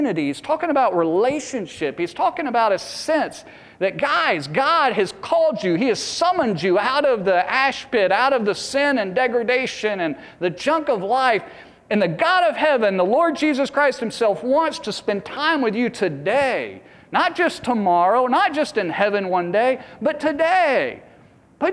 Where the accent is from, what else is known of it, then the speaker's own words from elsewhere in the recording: East Coast, United States; I grew up on the East Coast